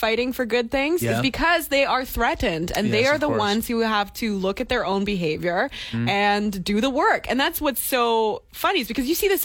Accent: Port Moody, British Columbia, Canada; growing up in Port Moody

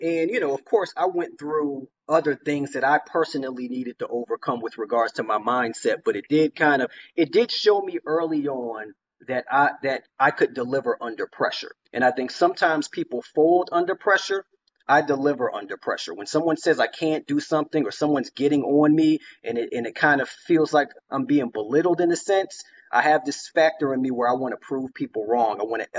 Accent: Chicago, Illinois, United States; also born or lived in Washington, D.C., United States / Newark, United States / Montclair, United States / Wellesley, United States; I was born in Washington, D.C., moved around a little bit, you know, Newark, New Jersey, East Orange, Montclair, moved up to Wellesley. But I spent most of my life in the Chicago area.

